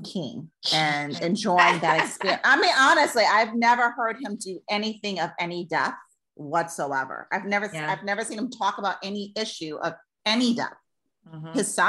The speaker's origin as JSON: {"language": "English", "country": "United States", "said": "We're four American women"}